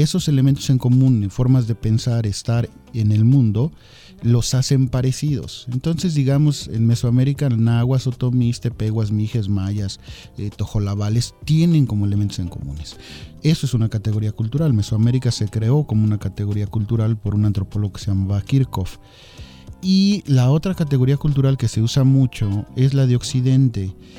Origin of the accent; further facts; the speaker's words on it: Mexico; somos los mexicanos